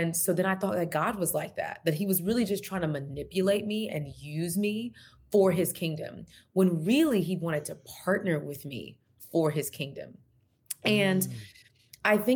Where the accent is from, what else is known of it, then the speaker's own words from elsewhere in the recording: Texas, United States; moved away; I'm from Texas originally.